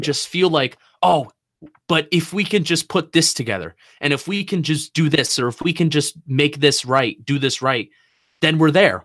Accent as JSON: {"language": "English", "region": "New Jersey", "country": "United States", "moved": "as an adult", "lives_now": "Washington, D.C., United States"}